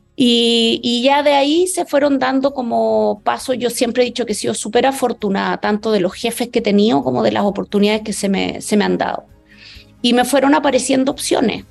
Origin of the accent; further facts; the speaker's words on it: Chile; moved away as an adult; now in Mexico; Crecí, yo viví en Chile hasta que me vine hace 10 años